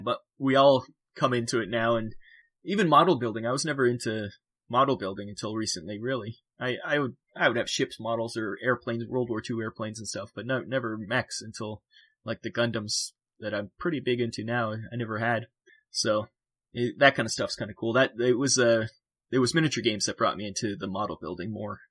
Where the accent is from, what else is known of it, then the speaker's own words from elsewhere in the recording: Canada; I'm from Canada